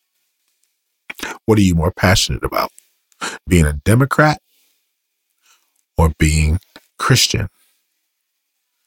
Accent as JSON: {"language": "English", "country": "United States", "said": "I am American."}